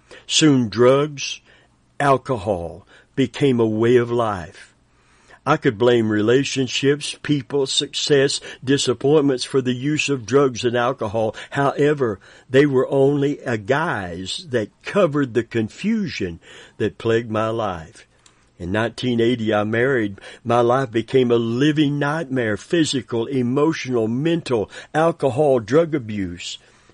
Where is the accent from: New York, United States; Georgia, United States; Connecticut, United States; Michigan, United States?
Michigan, United States; Grand Rapids; I was born and raised in Grand Rapids, Michigan. I have incredible parents and 7 brothers and sisters.